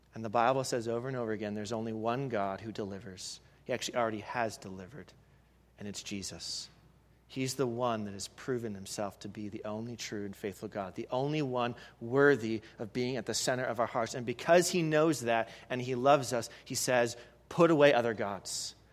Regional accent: Canada; moved away; I'm from Canada

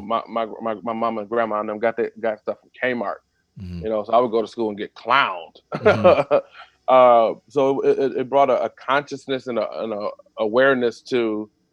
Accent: Detroit, Michigan, United States; I grew up in I grew up in Detroit. Went to Detroit Public Schools.

